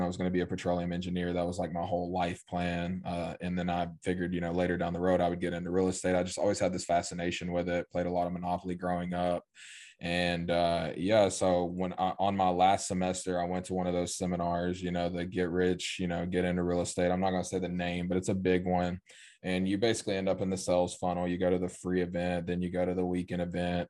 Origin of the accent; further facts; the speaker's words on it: East Tennessee, United States; I grew up in East Tennessee, small town of like ten thousand people.